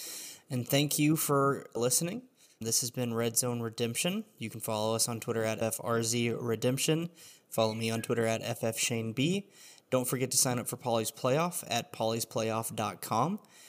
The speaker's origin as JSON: {"language": "English", "region": "Alabama", "country": "United States", "said": "I'm originally from Alabama"}